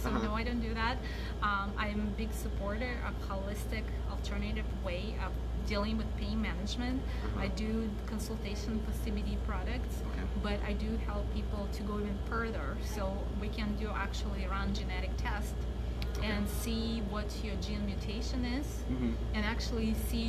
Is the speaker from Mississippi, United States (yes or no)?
no; Anchorage, Alaska, United States; now in Palmer, United States; I'm from Anchorage. I sleep in Palmer. I work in Wasilla. I don't know anybody.